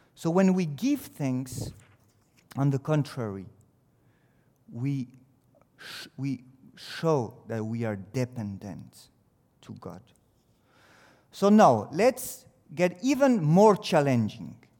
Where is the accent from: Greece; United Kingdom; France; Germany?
France; English is a second language; it's a French who comes to speak to you